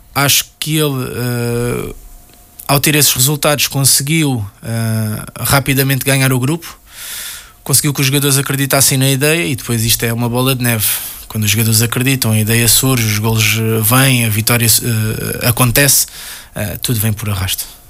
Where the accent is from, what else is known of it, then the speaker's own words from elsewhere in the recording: Portugal; enquanto português